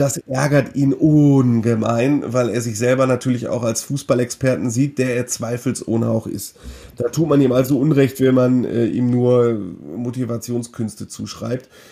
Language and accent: German; Mülheim an der Ruhr, North Rhine-Westphalia, Germany; aus meiner Heimatstadt Mülheim